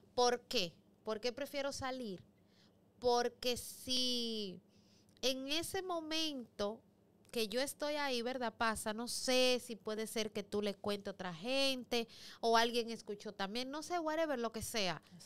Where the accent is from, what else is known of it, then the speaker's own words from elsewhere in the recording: Los Mina, Distrito Nacional, Dominican Republic; soy de los Minas y soy liceísta